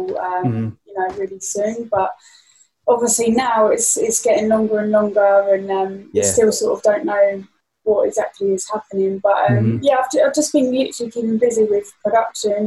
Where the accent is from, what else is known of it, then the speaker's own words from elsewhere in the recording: a town near Brighton, South East England, United Kingdom; moved away as an adult; also born or lived in London / Ibiza; I'm from a town near Brighton, and I moved from my hometown that I've grown up in like my whole life.